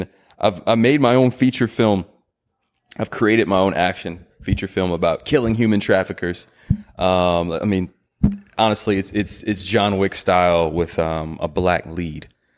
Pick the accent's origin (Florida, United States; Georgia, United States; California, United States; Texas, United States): Texas, United States; Irving; I grew up in Irving, and there's this cool spot called New York Pizza Pasta. Off of MacArthur, what else is over there? By my old middle school, Barbara Bush Middle School.